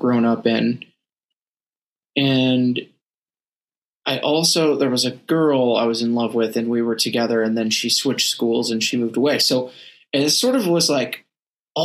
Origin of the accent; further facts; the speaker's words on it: Northeast, United States; I grew up in the Northeast